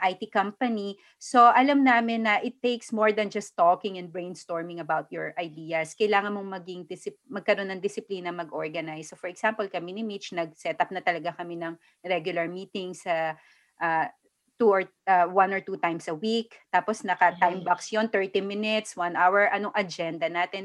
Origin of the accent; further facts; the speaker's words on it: Philippines; now in Denmark; Filipina kami